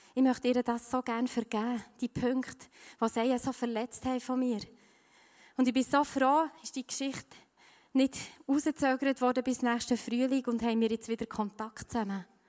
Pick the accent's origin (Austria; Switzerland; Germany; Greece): Switzerland; bei uns in der Schweiz